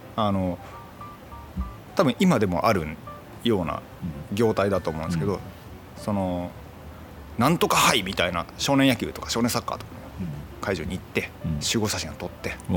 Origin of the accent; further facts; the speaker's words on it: Itoshima, Fukuoka, Japan; 僕もともと出身糸島な